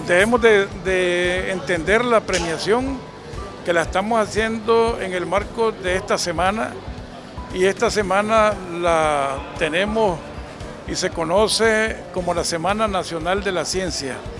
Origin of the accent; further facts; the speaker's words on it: Nicaragua; somos todos nicaragüenses